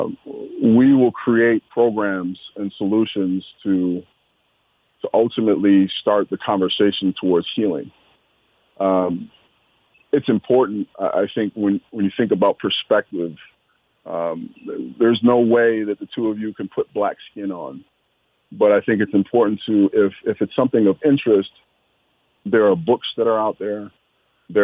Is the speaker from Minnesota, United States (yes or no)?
yes; Minneapolis, Minnesota, United States; growing up in South Minneapolis